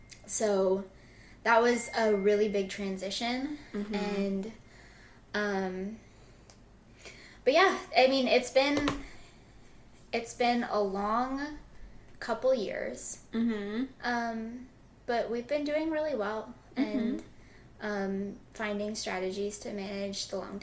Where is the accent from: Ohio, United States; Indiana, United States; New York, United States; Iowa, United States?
Iowa, United States; I'm from Iowa. I went to school in Baltimore and for undergrad, and then I came here.